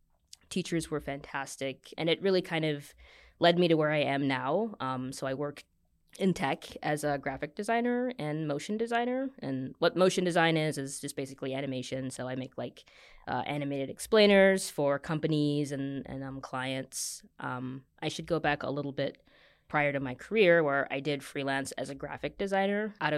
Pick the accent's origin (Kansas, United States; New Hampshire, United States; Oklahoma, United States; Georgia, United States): Kansas, United States; Kansas City; also born or lived in Virginia / New York; now in Michigan, United States; So I've been in New York for a bit. Half grew up in Kansas City, Kansas, half in Vir